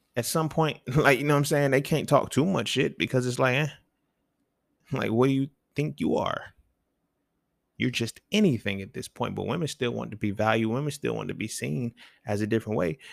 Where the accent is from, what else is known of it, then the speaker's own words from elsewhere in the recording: the South, United States; I grew up in the South